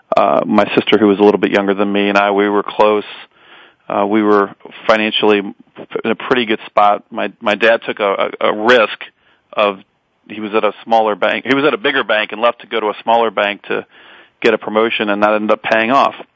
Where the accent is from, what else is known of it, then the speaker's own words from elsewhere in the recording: Edgewood, Kentucky, United States; also born or lived in Park Hills, Kentucky; now in Belmont, Massachusetts, United States; I grew up basically in Edgewood. I was actually born in Park Hills